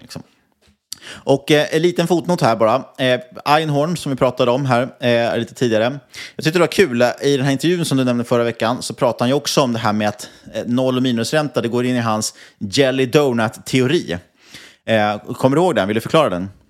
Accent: Nynäshamn, Stockholm County, Sweden; Nynäshamn, min hemkommun

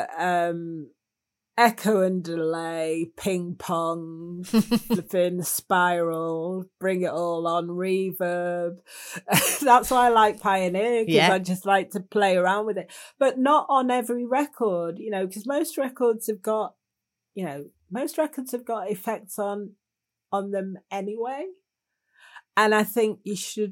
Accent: Manchester, North West England, United Kingdom; I'm from Manchester

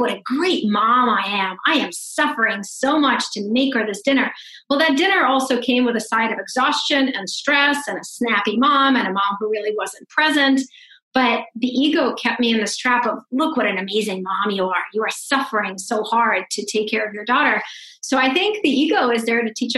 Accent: Russia; moved away; I grew up in Russia. I'm a Russian Jew. I'm a refugee.

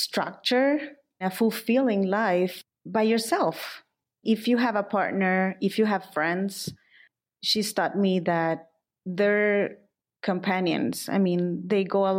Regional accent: El Salvador; also born or lived in Milan; I'm from El Salvador. I live in San Salvador, the capital city.

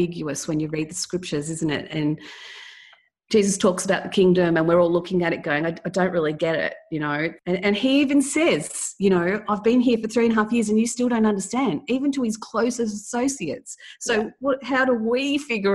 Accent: Melbourne, Victoria, Australia; I was born in Melbourne, Australia.

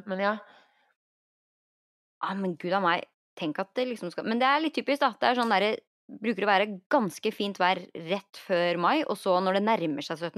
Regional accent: Norway

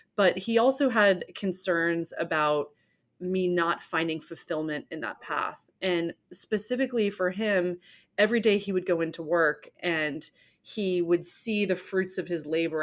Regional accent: Newport, Rhode Island, United States; I grew up in Newport, Rhode Island, very beautiful summer town

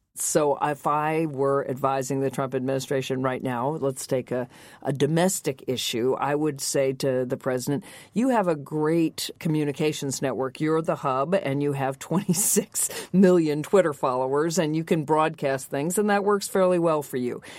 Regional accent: the American South, United States; when I grew up in the American South

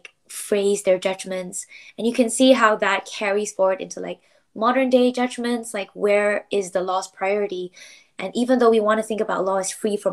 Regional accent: Malaysia; moved away as an adult; now in United Kingdom; I got to meet other Malaysians. I got to like hear my mother tongue

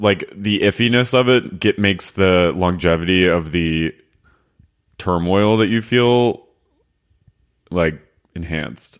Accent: Philadelphia, Pennsylvania, United States; I'm from Philly

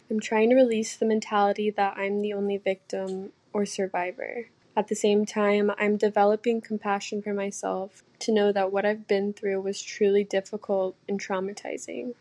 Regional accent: Arkansas, United States; I'm from Arkansas.

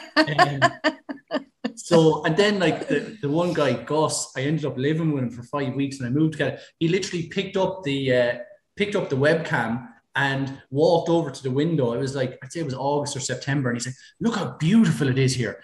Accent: Ballycallan, Leinster, Ireland; also born or lived in Canada / Fermanagh; I'm from Kilkenny, I'm from Ballycallan, uh, which only about four miles outside Kilkenny

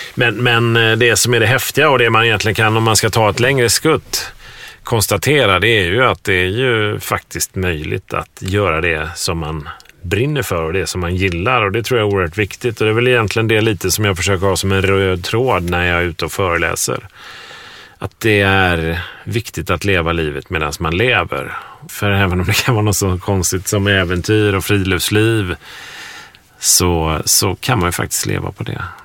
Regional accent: Sweden; moved away; Det var här jag växte upp

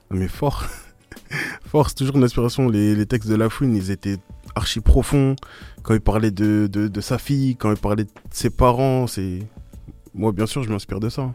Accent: Stains, Île-de-France, France; Je suis né à Astin, j'ai grandi à Astin

